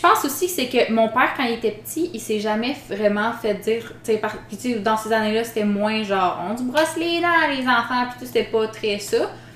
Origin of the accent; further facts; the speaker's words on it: the Mont-Tremblant area, Quebec, Canada; moved away; je viens de là-bas, je veux pas aller dans mon coin